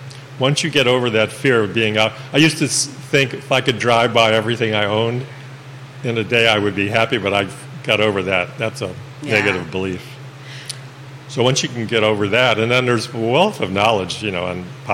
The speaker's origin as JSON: {"language": "English", "town": "Buffalo", "region": "New York", "country": "United States", "tie": "born or raised there", "moved": "yes", "said": "in Buffalo, where it's my hometown"}